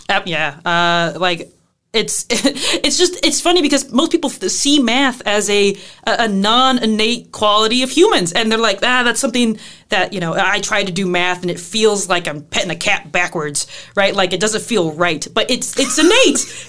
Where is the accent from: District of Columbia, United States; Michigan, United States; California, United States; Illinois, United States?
Illinois, United States; Southern; now in La Crosse, United States; I am from Southern Illinois, where it is flatter than flat